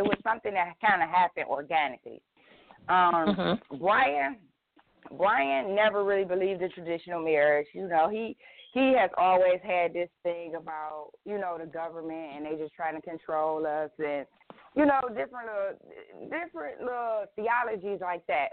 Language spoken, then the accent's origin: English; Detroit, Michigan, United States; I'm born and raised in Detroit